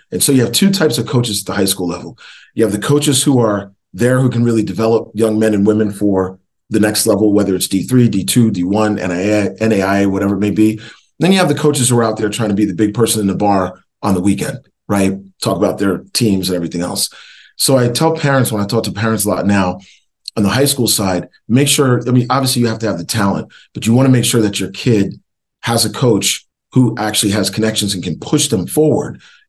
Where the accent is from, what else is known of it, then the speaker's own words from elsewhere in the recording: Northeast, United States; But recruiting wise, you know, growing up in the Northeast, you really get recruited by a lot of schools in the Northeast, especially back in the late 80s.